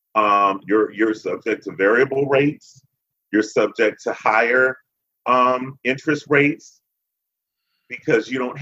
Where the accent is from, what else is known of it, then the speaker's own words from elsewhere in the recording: Chicago, Illinois, United States; moved away as an adult; also born or lived in the South; I was still pretty new to the South. I'm from Chicago. I was still pretty new to the South back in the mid-90s.